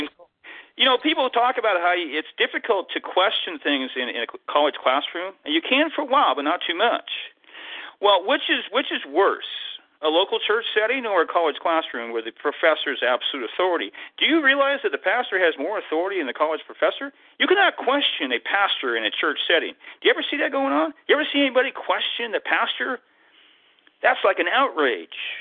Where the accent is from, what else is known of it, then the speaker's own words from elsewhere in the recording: Tacoma, Washington, United States; I'm from Tacoma here